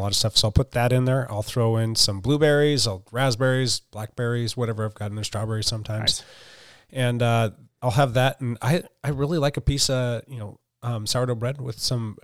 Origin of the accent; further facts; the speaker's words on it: Pacific Northwest, United States; we're from the West Coast, we're in the Pacific Northwest